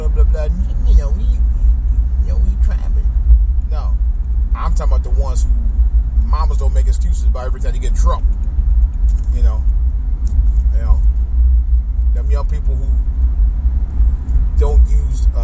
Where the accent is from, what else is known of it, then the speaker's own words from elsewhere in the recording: Cleveland, Ohio, United States; moved away; I grew up around East Cleveland, Ohio. I really consider East Cleveland my home, but although, you know, I was born in Cleveland